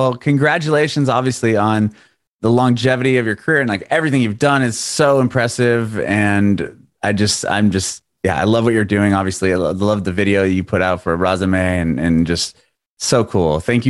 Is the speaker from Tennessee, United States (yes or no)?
no; San Diego, California, United States; now in Nashville, United States; I'm from San Diego